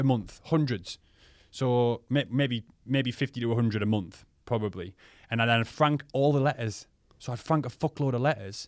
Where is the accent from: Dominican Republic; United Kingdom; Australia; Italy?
United Kingdom; Crook, North East England; local lads in a village where I'm from, in Crook.